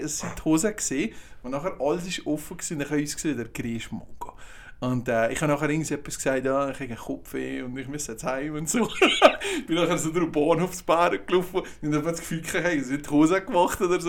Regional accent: Valais, Switzerland; als Walliser

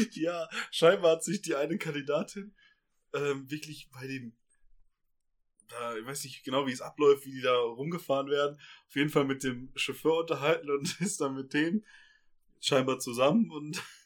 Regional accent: Ruhr area, North Rhine-Westphalia, Germany; now in Bavaria, Germany; Wir kommen aus dem Ruhrgebiet

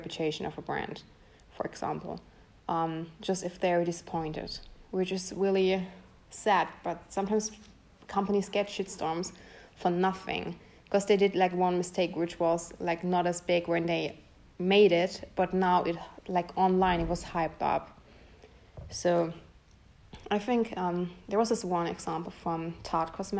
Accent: Bretten, Baden-Württemberg, Germany; English is a second language; also born or lived in Pforzheim; I was born in Pforzheim, which is close by Karlsruhe, and I was raised in Bretten, which is also close by Karlsruhe. So I'm from Germany

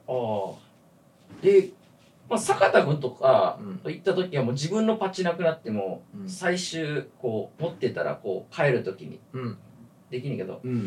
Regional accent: Kyoto, Japan; now in Tokyo, Japan; 俺が京都から来た

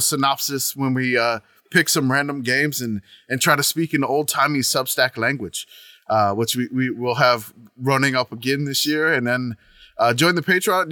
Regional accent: New Orleans, Louisiana, United States; I grew up in New Orleans

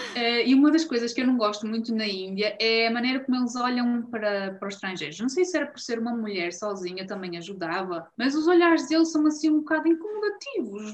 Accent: Esposende, Norte, Portugal; eu vivia, estava a ver com os meus pais em Forjães, que é uma terra uh, em Esposende.

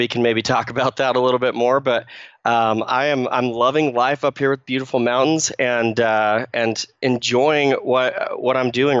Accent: Phoenix, Arizona, United States; moved away as an adult; now in Utah, United States; So I grew up in Phoenix, Arizona. I lived there for about 18 years and then moved up with my family to Utah, where I live now with my wife

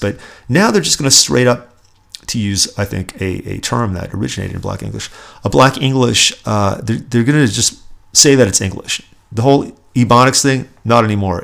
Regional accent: Los Angeles, California, United States; in the San Fernando Valley, actually, where I grew up.

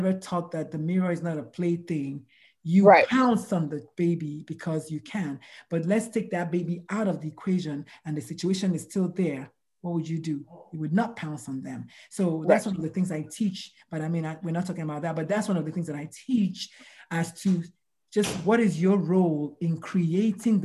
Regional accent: Nigeria; moved away; I'm Nigerian. We were raised by yelling parents, yelling aunties, yelling neighborhood

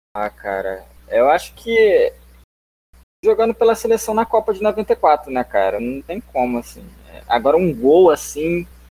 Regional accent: Brazil; eu, como, como brasileiro

